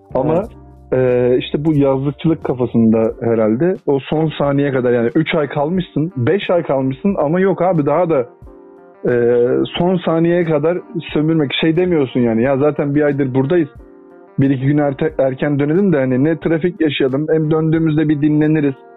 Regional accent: Turkey; also born or lived in Adana / Mersin; ben işte Adana'da ve Mersin'de büyüdüm. Çocukluğum e, oralarda geçti

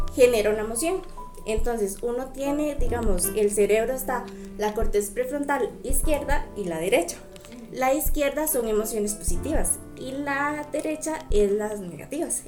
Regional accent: Tierra Blanca, Cartago, Costa Rica; soy de Tierra Blanca

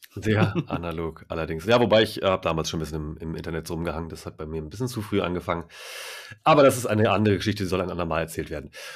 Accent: Itzehoe, Schleswig-Holstein, Germany; moved away; ich bin da groß geworden. Also von 87 bis 2008

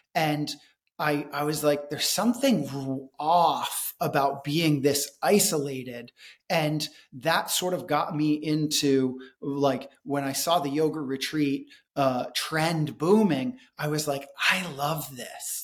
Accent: United States; also born or lived in India; growing up in America

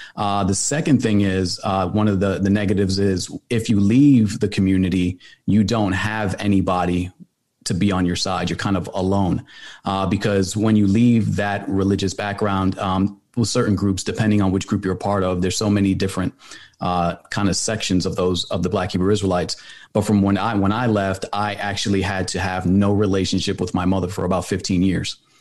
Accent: New York City, New York, United States; now in Atlanta, United States; I was born in New York City. I lived in the Bronx, moved over to Atlanta, uh, finished high school here

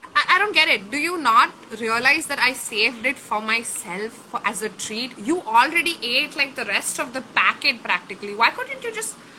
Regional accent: Kolkata, West Bengal, India; my hometown

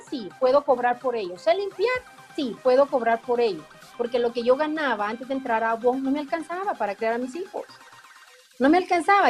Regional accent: Guatemala; now in Guatemala City, Guatemala; yo nací en un pueblo, yo no conocía como la cabecera del departamento

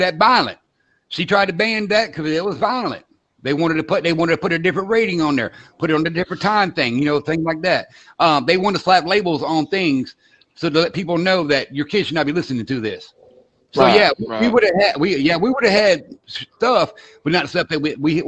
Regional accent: Florida, United States; accent: Southern; I'm from Florida.

